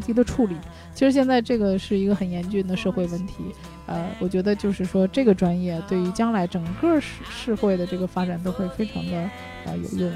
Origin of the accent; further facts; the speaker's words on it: China; 我们中国人